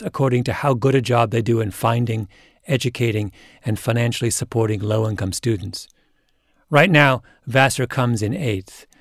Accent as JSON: {"language": "English", "country": "Canada", "tie": "born or raised there", "said": "I grew up in Canada in the 1970s"}